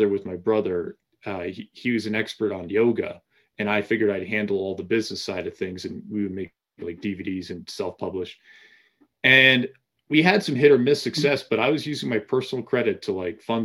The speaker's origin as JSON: {"language": "English", "region": "Massachusetts", "country": "United States", "tie": "born or raised there", "said": "I grew up in Massachusetts"}